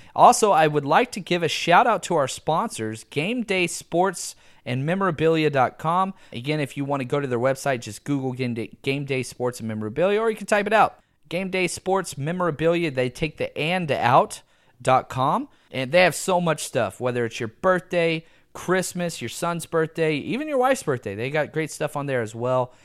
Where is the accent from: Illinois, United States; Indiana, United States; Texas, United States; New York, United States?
Texas, United States; I'm from the South in Texas, and I don't speak proper English